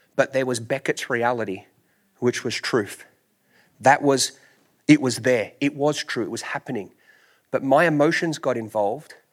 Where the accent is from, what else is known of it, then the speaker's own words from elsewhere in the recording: Australia; moved away; I'm from Australia